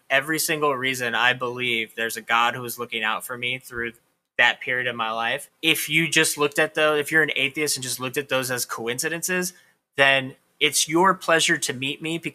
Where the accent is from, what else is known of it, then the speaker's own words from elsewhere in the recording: Corpus Christi, Texas, United States; moved away as an adult; also born or lived in San Diego, California; now in New York, United States; I grew up in this tiny ass little town in South Texas